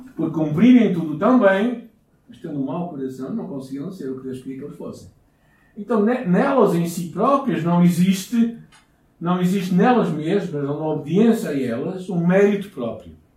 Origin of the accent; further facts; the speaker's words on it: Portugal; como bons portugueses